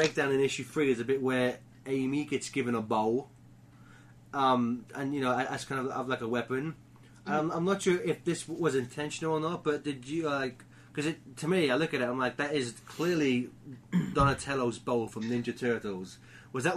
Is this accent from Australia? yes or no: no; England, United Kingdom; I'm English